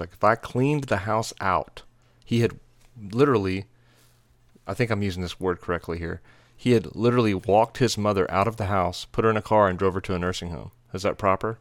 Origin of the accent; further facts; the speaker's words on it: Texas, United States; moved away as an adult; also born or lived in Nashville, Tennessee; We're from Texas